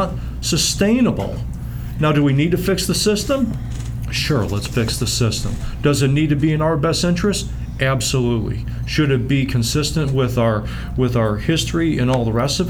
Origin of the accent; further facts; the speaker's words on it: United States; being an American, right, which we are